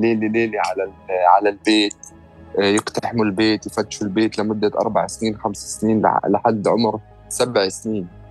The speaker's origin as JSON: {"language": "Arabic", "town": "Jerusalem", "country": "Palestine", "tie": "born or raised there", "said": "أنا مواليد القدس وعشت طول حياتي في القدس"}